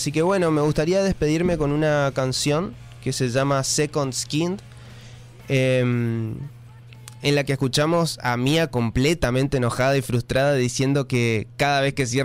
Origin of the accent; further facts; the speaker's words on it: Chaco, Argentina; eso, porque soy chaqueño. ¿no? ¿Viste? Uh, saltó lo de chaqueño, bueno.